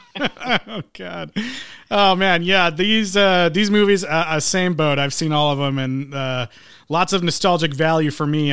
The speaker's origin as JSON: {"language": "English", "region": "Midwest", "country": "United States", "said": "I'm from the Midwest, so we were out in the cold"}